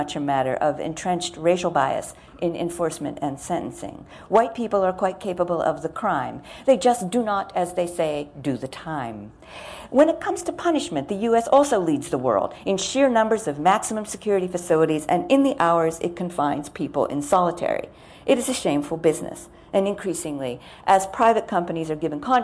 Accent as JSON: {"language": "English", "country": "United States", "said": "I'm American."}